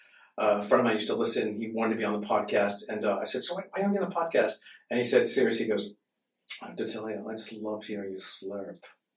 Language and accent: English; Boston, Massachusetts, United States; I grew up in Boston